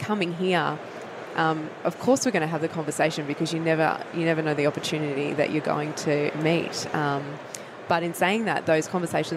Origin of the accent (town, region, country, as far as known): Australia